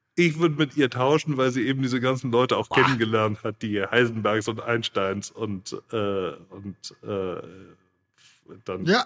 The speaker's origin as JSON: {"language": "German", "town": "Munich", "region": "Bavaria", "country": "Germany", "tie": "born or raised there", "said": "ich bin im Münchner Norden geboren mhm. und aufgewachsen"}